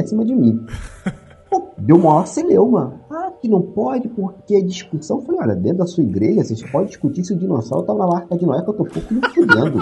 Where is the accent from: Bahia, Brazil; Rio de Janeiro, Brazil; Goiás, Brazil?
Rio de Janeiro, Brazil; Magé; moved away; minha, minha terra, né, Magé